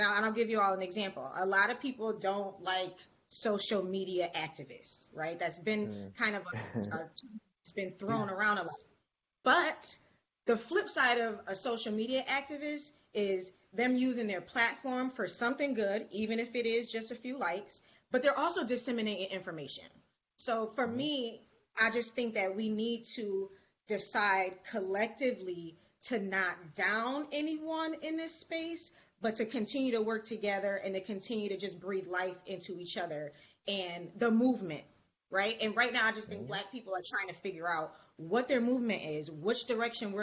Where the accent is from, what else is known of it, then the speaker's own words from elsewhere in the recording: Buffalo, New York, United States; I'm originally from Buffalo, New York